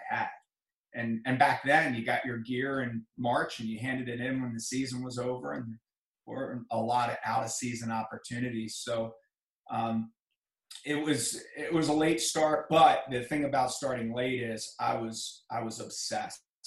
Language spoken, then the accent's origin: English; Reisterstown, Maryland, United States; I grew up in Reisterstown, Maryland